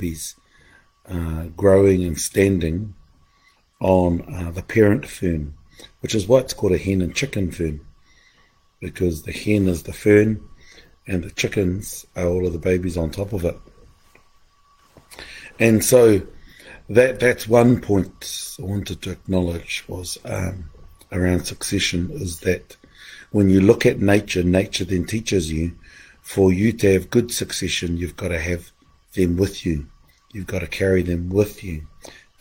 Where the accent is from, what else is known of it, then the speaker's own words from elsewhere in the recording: Mount Ruapehu, Manawatū-Whanganui, New Zealand; moved away; I've been away at home. At the foot of Mount Ruapehu, in the centre of the universe